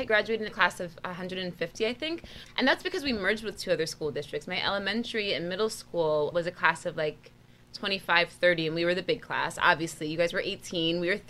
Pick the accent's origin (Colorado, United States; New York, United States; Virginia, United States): New York, United States; Narrowsburg; moved away; I grew up in the Catskills.